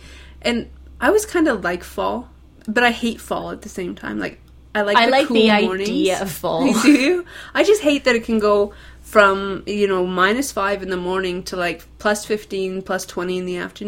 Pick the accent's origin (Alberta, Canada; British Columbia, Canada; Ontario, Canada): British Columbia, Canada; Okanagan; now in Calgary, Canada; where I grew up in the Okanagan